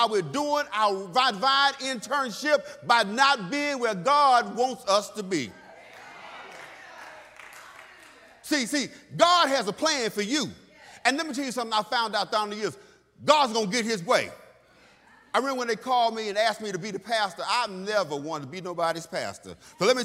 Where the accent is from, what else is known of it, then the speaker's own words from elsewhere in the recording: Texas, United States; when I was a kid growing up in Texas, I grew up old school